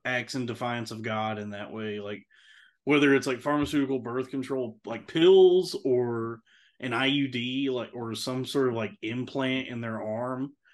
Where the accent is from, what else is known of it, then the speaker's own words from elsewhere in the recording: Texas, United States; growing up in Texas